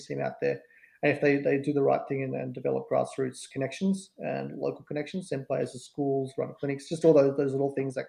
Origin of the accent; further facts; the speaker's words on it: Melbourne, Victoria, Australia; I'm from Melbourne